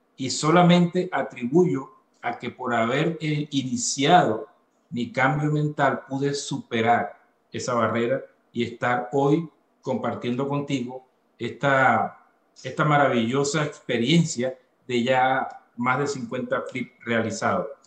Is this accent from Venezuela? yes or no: yes; Venezuela; moved away as an adult; now in Atlanta, United States; soy venezolano, soy venezolano, vine a este maravilloso país hace ocho años, luego de haber salido de, de mi natal Venezuela, y en este momento, pues vivo en la ciudad de Atlanta, Georgia